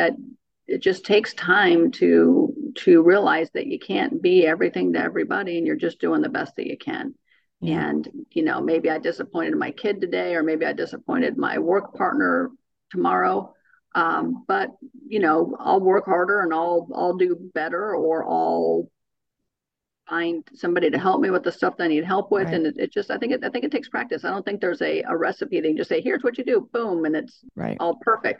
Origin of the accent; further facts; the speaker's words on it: California, United States; moved away; I'm from California